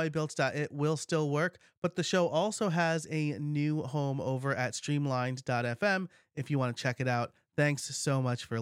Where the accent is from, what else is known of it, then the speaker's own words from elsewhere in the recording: New York, United States; I'm from New York